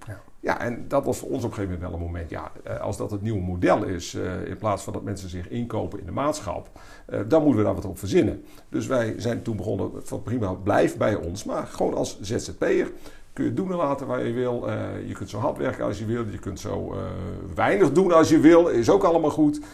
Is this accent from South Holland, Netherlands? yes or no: no; Leeuwarden, Friesland, Netherlands; geboren 26 april 1968 in Leeuwarden